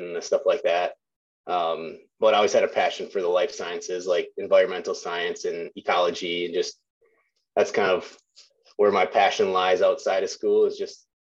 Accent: Wisconsin, United States; also born or lived in La Crosse, Wisconsin; I'm from Wisconsin, kind of born and raised, kind of cut my teeth hunting whitetails in the north woods of Wisconsin

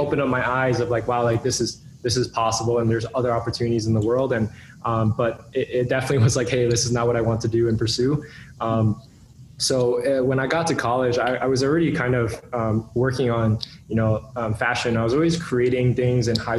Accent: New York, United States; growing up in New York

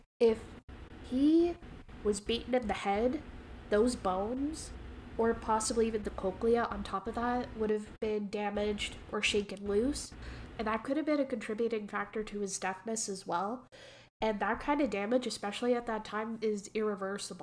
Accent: Canada; accent: Canadian; I have my own Canadian dialect

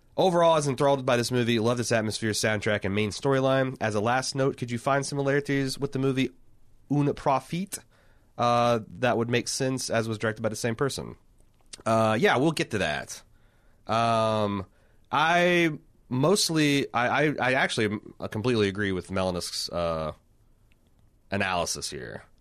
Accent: United States; I'm an American

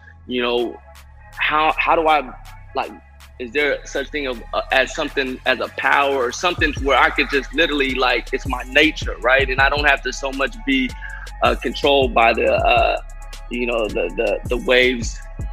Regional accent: Sacramento, California, United States; I'm originally from Sacramento, California, just like you two. And, yeah, you know, as far as, you know, my backstory, I just, you know, grew up in an Alkali Flat neighborhood of downtown

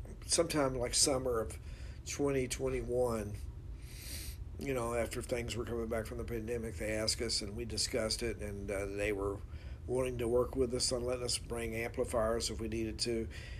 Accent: Louisville, Kentucky, United States; I grew up here in Louisville

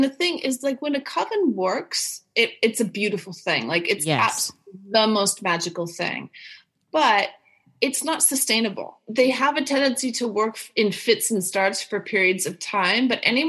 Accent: Chicago, Illinois, United States; I grew up in Chicago.

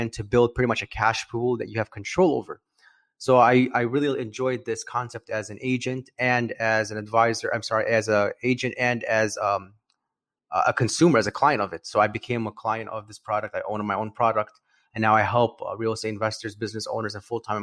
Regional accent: Chicago, Illinois, United States; I'm from Chicago, Illinois. I'm a financial planner

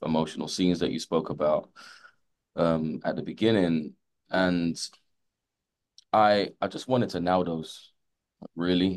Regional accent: London, United Kingdom; I grew up in London

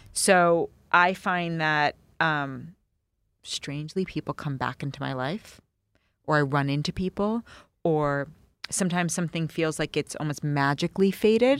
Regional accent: New York City, New York, United States; I grew up in New York City.

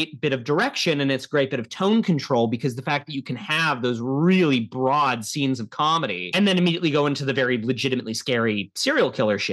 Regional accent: Ohio, United States; moved away; we are from Ohio

